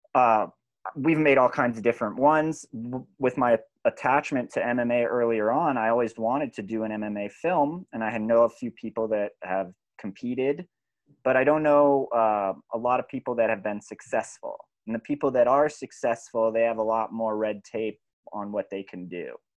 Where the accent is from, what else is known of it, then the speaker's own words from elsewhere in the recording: California, United States; I grew up in California